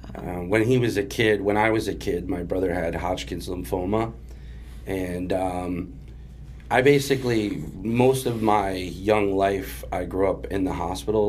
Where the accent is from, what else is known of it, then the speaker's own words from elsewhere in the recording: Springfield, Massachusetts, United States; also born or lived in Jacksonville, Florida / Agawam, Massachusetts / Chicopee, Massachusetts; I was born in Jacksonville, Florida, but we moved um, to Springfield, Mass, when I was. I think like I was like two or 3 mm-hmm. um, so I predominantly grew up in Springfield